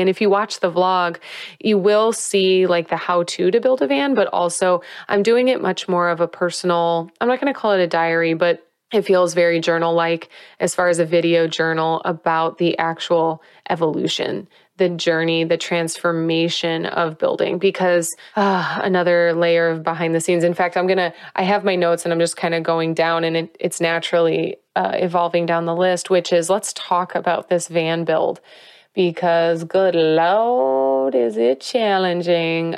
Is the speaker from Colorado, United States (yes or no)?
no; Whiting, Indiana, United States; moved away; growing up in Whiting, Indiana, I'm so proud and love my hometown and love my people